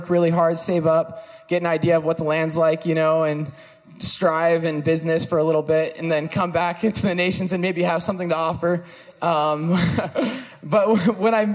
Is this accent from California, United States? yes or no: yes; California, United States; I'm from California